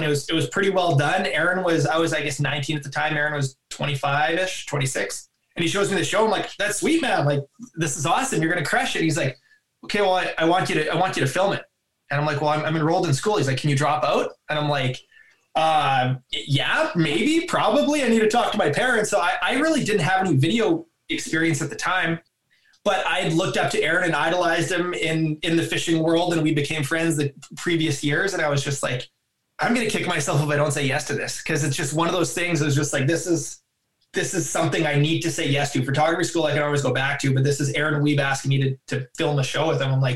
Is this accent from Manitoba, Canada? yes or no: yes; Southern Manitoba, Canada; moved away as an adult; now in Kenora, Canada; I grew up in Southern Manitoba